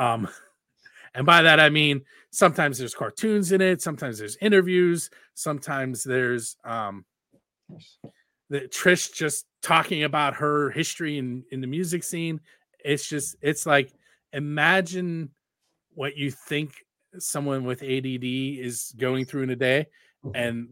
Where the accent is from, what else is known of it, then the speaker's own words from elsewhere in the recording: Pittsburgh, Pennsylvania, United States; I'm from the Pittsburgh area